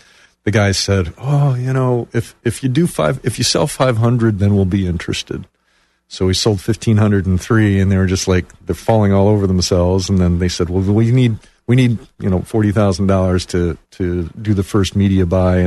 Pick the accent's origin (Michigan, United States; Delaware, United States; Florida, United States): Michigan, United States; Detroit; moved away as an adult; now in Orlando, United States; I grew up in the Detroit area and came down here 30 years ago to get my MBA at Rollins